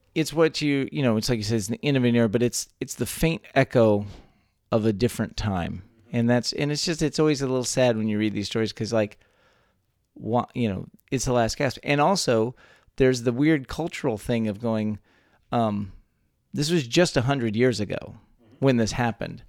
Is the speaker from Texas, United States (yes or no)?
yes; Texas, United States; born or raised there